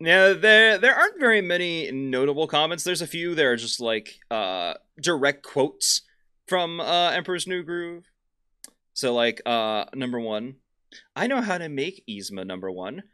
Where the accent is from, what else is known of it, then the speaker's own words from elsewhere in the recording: Kansas, United States; we're from Kansas.